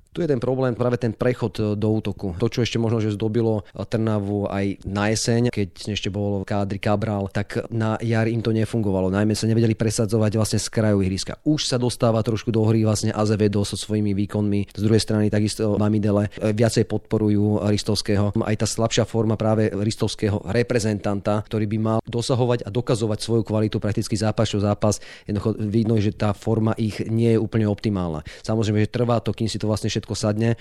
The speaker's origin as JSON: {"language": "Slovak", "town": "Bratislava", "region": "Bratislava Region", "country": "Slovakia", "said": "Ja pochádzam z Bratislavy"}